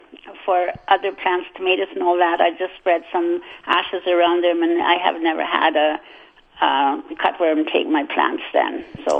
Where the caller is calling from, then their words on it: Carman, Manitoba, Canada; I'm calling from Carmen.